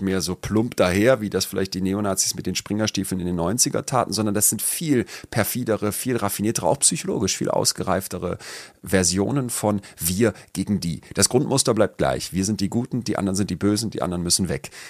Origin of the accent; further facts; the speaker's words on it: Solingen, North Rhine-Westphalia, Germany; Rabatz, hieß der Kinderladen bei uns in Solingen